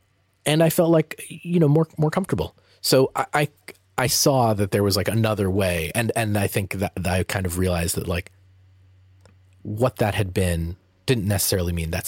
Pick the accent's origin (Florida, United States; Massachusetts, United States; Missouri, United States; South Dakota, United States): Massachusetts, United States; Peabody; because I grew up in Peabody, Massachusetts, and it was predominantly white.